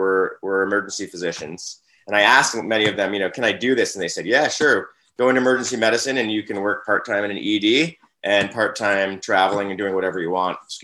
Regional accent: New York City, New York, United States; moved away; I'm actually from New York City originally

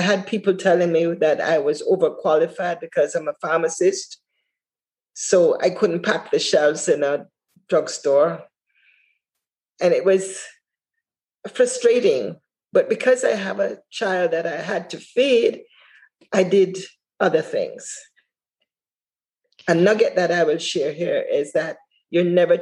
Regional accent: Jamaica; moved away as an adult; now in United States; when I came from Jamaica, I never had a mentor there except my parents

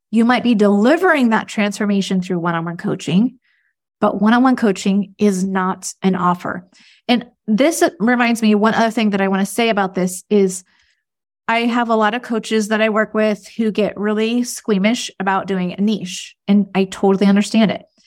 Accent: United States; as an American

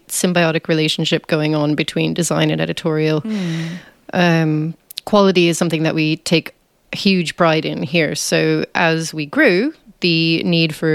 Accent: United States; moved away as an adult; now in United Kingdom; as you can probably tell from my voice, I'm American, but I've lived in the UK for over 10 years now

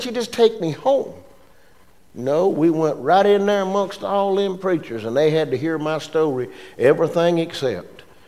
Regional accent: Pierstown, United States; moved away as an adult; now in Oconee County; We were raised in Pierstown. We loved Pierstown. Our family was in Pierstown.

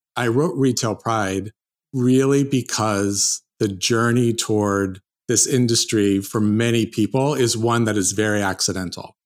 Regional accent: South Lake Tahoe, California, United States; I'm from California, and I, I'm actually grew up in South Lake Tahoe

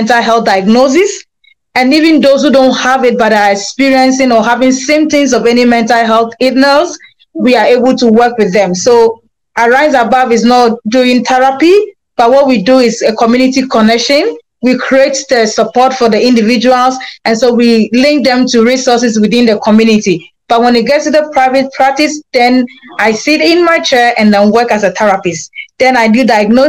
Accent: Ghana; moved away as an adult; now in Grand Forks, United States; I'm from Ghana, but I've been a resident in Grand Forks, North Dakota, for the past 7 years.

